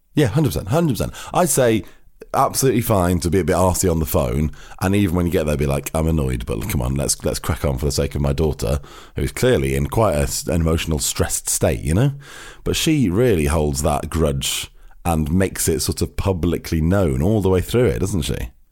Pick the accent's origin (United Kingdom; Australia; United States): United Kingdom; Cheshire, near Manchester, North West England; now in London, United Kingdom; we're from Manchester, we're from, you know, it's like the same part of Cheshire